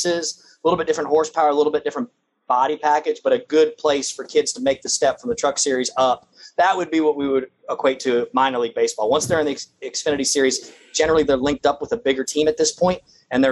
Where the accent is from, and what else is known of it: Daytona Beach, Florida, United States; born or raised there